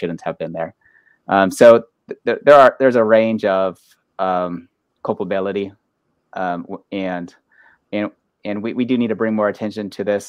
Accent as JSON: {"language": "English", "area": "Pinellas County", "region": "Florida", "country": "United States", "tie": "born or raised there", "said": "I grew up in Pinellas County, so I'm very familiar with the area."}